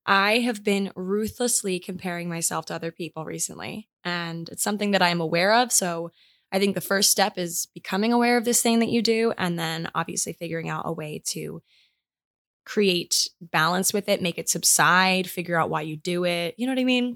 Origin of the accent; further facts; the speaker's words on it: Maryland, United States; moved away; we went home to my hometown in Maryland